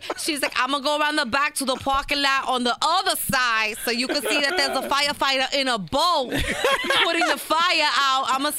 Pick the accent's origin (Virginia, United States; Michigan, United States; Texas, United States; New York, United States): New York, United States; New York City; Kings Plaza, which is the mall where I grew up in Brooklyn.